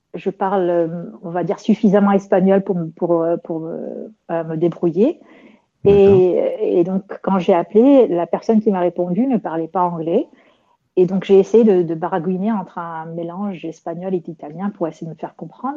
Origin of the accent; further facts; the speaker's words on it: Rabat, Rabat-Salé-Kénitra, Morocco; c'est comme ma ville natale, Rabat